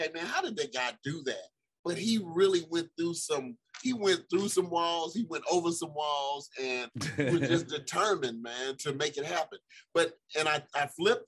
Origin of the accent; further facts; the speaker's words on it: St. Louis, Missouri, United States; I'm from St. Louis